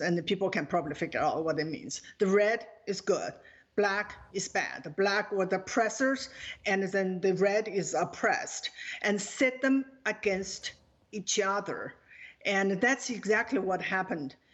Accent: China; now in United States; Growing up in China

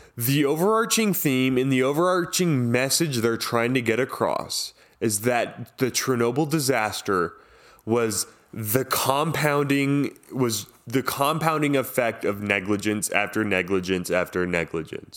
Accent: Southern California, United States; I grew up in Southern California.

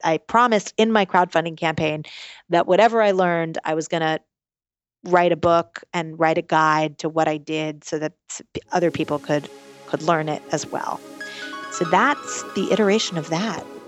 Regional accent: New York City, New York, United States; I'm born and raised in New York City

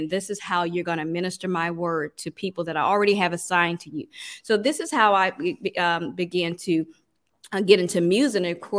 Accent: Mississippi, United States; now in Atlanta, United States; when I moved to Atlanta, you know, I'm from Mississippi.

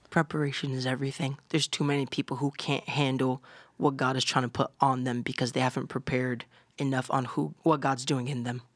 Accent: Orlando, Florida, United States; I grew up in Orlando, Florida. I have Puerto Rican parents

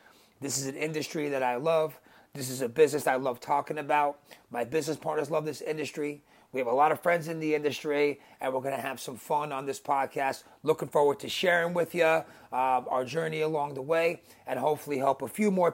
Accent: New Jersey, United States; accent: New Jersey; New Jersey, as you can tell from my voice, my accent

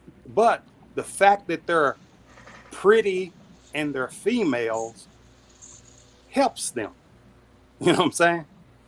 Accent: Dallas, Texas, United States; That's my hometown, Dallas

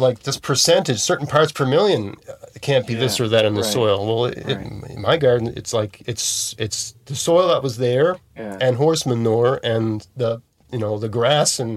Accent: Nova Scotia, Canada; also born or lived in Hamilton, Ontario; I'm from Nova Scotia.

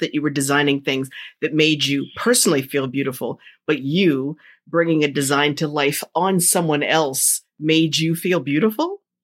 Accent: New Jersey, United States; I grew up in Jersey

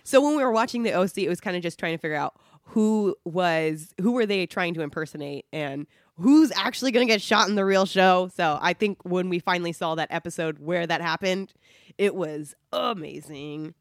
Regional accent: Placentia, California, United States; I grew up in Placentia, so North Orange County

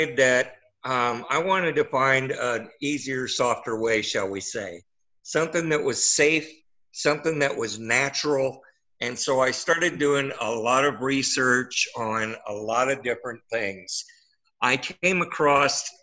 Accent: Midwest, United States; now in Wentzville, United States; I was born and raised in the Midwest

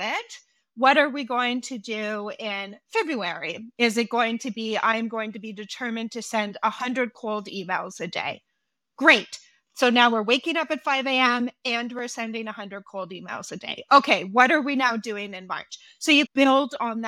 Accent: Canada; I'm Canadian

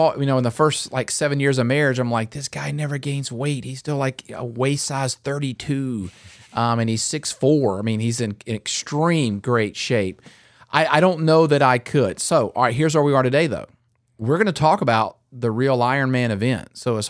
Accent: North Carolina, United States; I grew up in North Carolina, and just 45 minutes away was like tobacco capital of the world.

